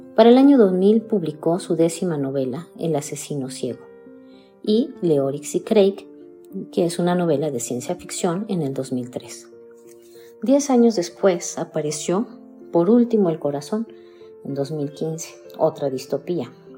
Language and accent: Spanish; Mexico; soy mexicana, tengo 59 años y vivo en Querétaro, México